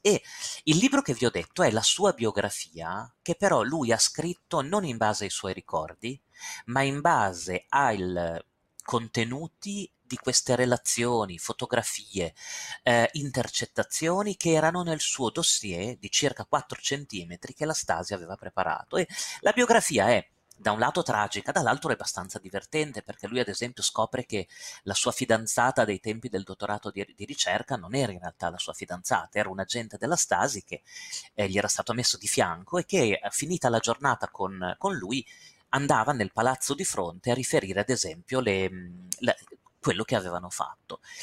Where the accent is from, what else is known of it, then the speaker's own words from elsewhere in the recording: Castelfranco Emilia, Emilia-Romagna, Italy; moved away; Io sono di Castelfranco Emilia, il mio paese natale Castelfranco Emilia, dove ho vissuto per 33 anni